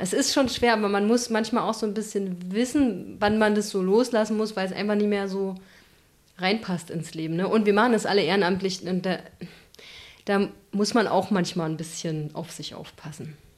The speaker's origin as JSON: {"language": "German", "town": "Eberswalde", "region": "Brandenburg", "country": "Germany", "also_born_or_lived": "Berlin / Halle", "moved": "yes", "lives_now": "Leipzig, Germany", "said": "ich komme ja aus Eberswalde, das ist in Brandenburg"}